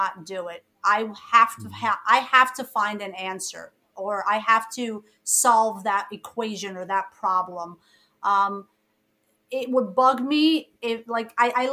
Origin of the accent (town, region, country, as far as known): New York City, New York, United States; born or raised there; English is a second language; also born or lived in Egypt